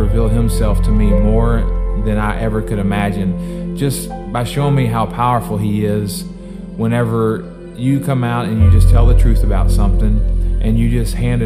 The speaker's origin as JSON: {"language": "English", "region": "Texas", "country": "United States", "tie": "born or raised there", "also_born_or_lived": "Baton Rouge, Louisiana", "said": "I was born in Baton Rouge, Louisiana. Moved to Texas when I was in third grade."}